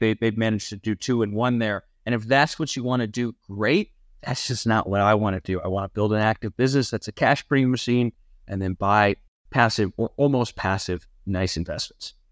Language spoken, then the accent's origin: English; near Cleveland, Ohio, United States; moved away; growing up near Cleveland